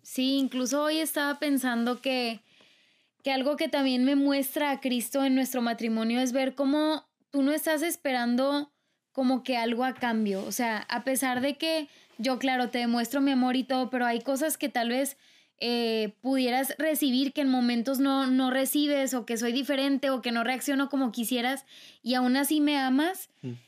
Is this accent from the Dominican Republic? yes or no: no; Mexico; yo soy de cultura mexicana